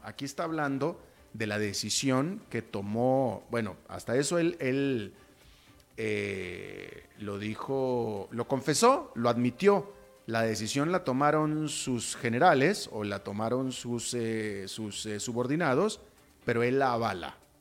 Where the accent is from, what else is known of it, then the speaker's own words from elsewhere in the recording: Mexico; como mexicano